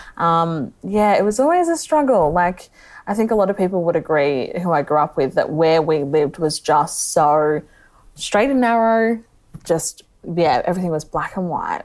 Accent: Melbourne, Victoria, Australia; now in Geelong, Australia; I live in Geelong, but I grew up in Melbourne

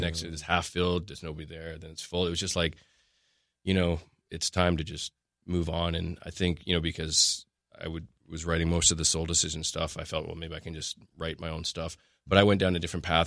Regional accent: Canada; we're Canadian.

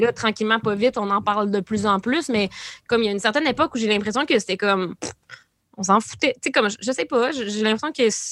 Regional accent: La Sarre, Quebec, Canada; also born or lived in Rouyn-Noranda; J'ai grandi à La Lassar

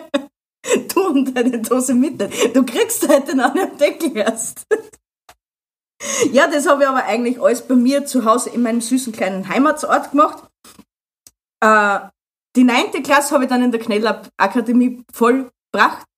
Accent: Austria; als Österreicher

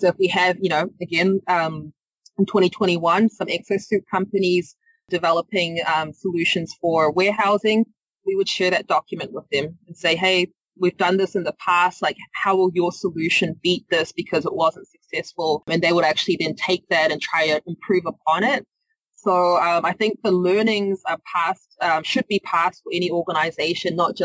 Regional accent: New Zealand; moved away; You might hear from my accent. I'm not from the area. I'm from New Zealand

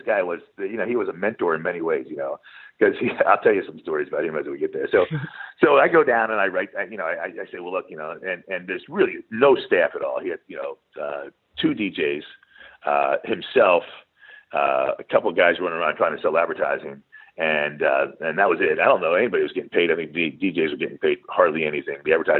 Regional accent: East Coast, United States; I grew up in the East Coast, played basketball on a basketball team, you know, in high school.

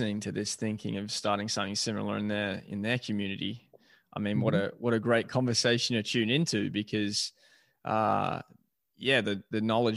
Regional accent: Melbourne, Victoria, Australia; being an Australian and from Melbourne.

